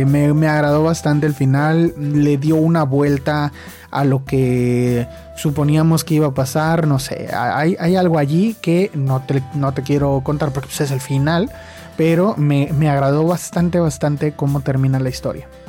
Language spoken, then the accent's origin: Spanish; Mexico; soy de México